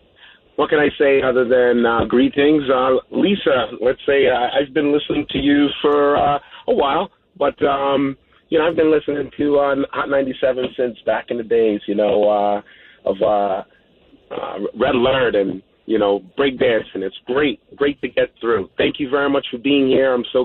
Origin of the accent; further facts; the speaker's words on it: Guyana; now in New York, United States; You know, I came from South America, Guyana, in 1977, landed in the Bronx and did my thing.